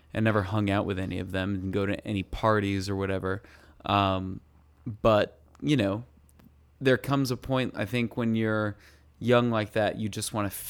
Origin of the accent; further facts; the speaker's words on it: Colorado, United States; And I was the Asian boy. And I'm sure that you can relate to this, too, growing up in Colorado, where we are surrounded by whitey people.